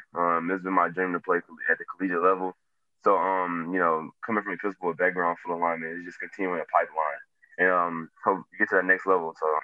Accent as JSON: {"language": "English", "town": "Houston", "region": "Texas", "country": "United States", "tie": "born or raised there", "said": "They all from my hometown, Houston."}